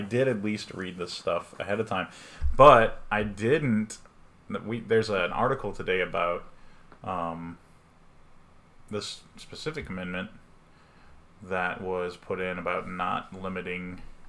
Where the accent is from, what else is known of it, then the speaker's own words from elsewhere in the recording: Texas, United States; we're from Texas. We live in Texas